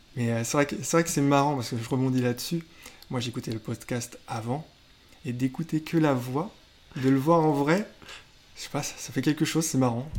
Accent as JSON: {"language": "French", "town": "Le Mans", "region": "Pays de la Loire", "country": "France", "tie": "born or raised there", "also_born_or_lived": "Rennes", "moved": "as an adult", "lives_now": "Nantes, France", "said": "je suis né au Mans et c'est mon travail qui m'a fait amener à Nantes"}